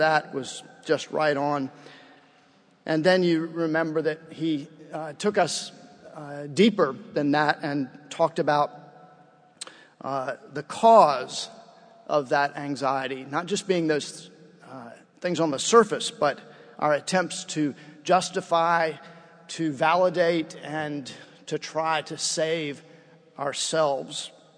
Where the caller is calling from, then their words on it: Baton Rouge, Louisiana, United States; I'm coming from Baton Rouge, Louisiana.